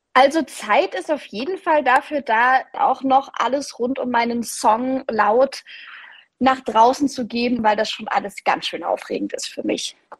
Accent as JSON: {"language": "German", "town": "Leipzig", "region": "Saxony", "country": "Germany", "tie": "born or raised there", "said": "ich bin eine richtige Leipzigerin. Ich bin in Leipzig aufgewachsen"}